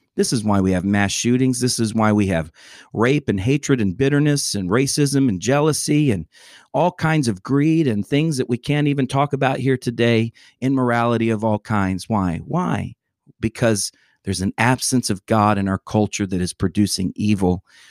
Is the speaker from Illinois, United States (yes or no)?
no; Atlanta, Georgia, United States; my hometown.